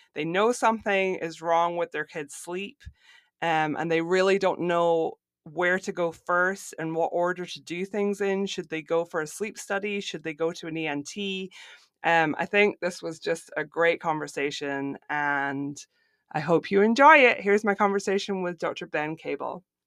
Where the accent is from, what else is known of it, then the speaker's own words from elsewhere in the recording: Scotland, United Kingdom; moved away as an adult; now in Florida, United States; I'm originally from Scotland, but I now live in Florida.